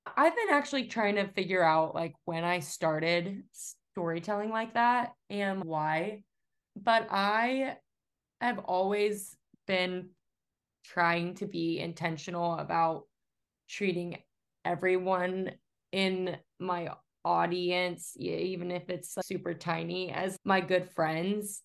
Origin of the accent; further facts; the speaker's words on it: Atlanta, Georgia, United States; moved away; I'm from Atlanta